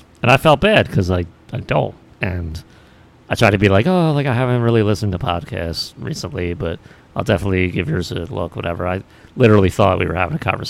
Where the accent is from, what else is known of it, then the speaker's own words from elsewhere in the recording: Philadelphia, Pennsylvania, United States; the great city of Philadelphia.